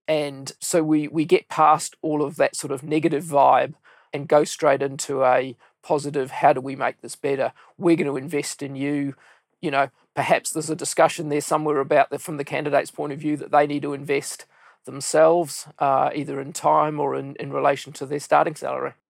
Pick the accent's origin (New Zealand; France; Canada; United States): New Zealand; came back to my hometown, started with Coopers and Lybrand